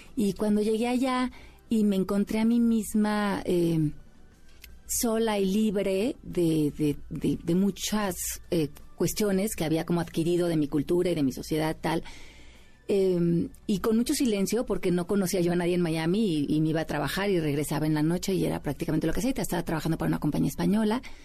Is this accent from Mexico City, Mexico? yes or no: yes; Mexico City, Mexico; moved away as an adult; now in United States; yo nací aquí en la Ciudad de México. Eh, me fui a vivir a Estados Unidos hace 20 años